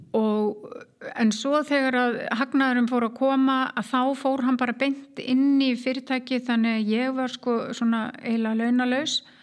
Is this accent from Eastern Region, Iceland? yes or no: no; Keflavík, Southern Peninsula, Iceland; moved away as an adult; also born or lived in Reykjavík / United States; Ég er keppleikingur og fóreldra mínir líka frá Keflavík